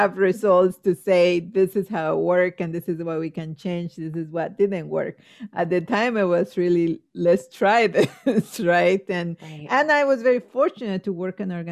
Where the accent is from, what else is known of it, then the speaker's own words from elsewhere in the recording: Guatemala; now in United States; I'm from Guatemala